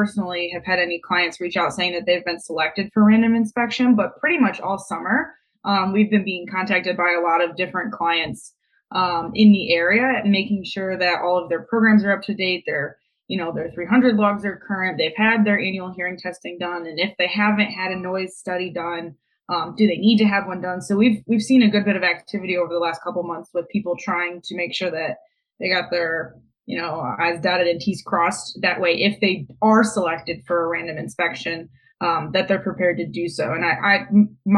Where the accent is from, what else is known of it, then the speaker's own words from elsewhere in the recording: Toledo, Ohio, United States; moved away as an adult; now in Columbus, United States; I am born and raised in Toledo.